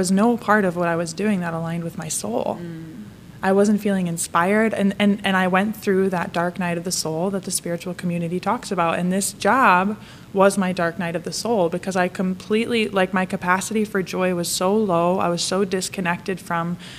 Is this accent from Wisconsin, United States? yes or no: yes; Wisconsin, United States; moved away as an adult; also born or lived in Connecticut; now in Pittsburgh, United States; I'm from Wisconsin